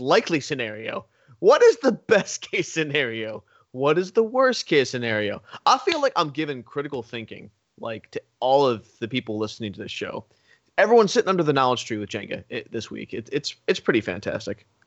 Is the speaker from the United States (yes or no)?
yes; United States; I was born in America. I was raised in America.